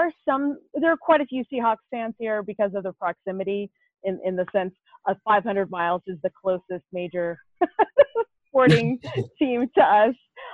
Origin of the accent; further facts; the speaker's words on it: Lima, Ohio, United States; now in Missoula, United States; I was actually born in Lima, Ohio, which is a little bit northwest of Cleveland area.